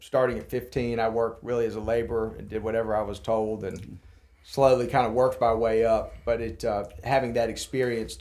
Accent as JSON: {"language": "English", "town": "Lynchburg", "region": "Virginia", "country": "United States", "tie": "born or raised there", "also_born_or_lived": "Roanoke, Virginia / Charlottesville, Virginia / Atlanta, Georgia", "said": "I was born in Lynchburg, Lynchburg General Hospital, in 1978, June 17th. And lived here until I was 10 years old"}